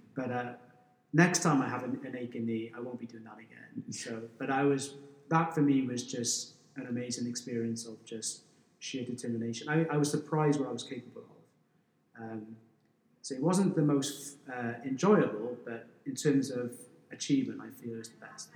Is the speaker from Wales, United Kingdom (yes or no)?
yes; Wales, United Kingdom; now in Hong Kong; I grew up in Wales, so as soon as I could walk, they would throw me a rugby ball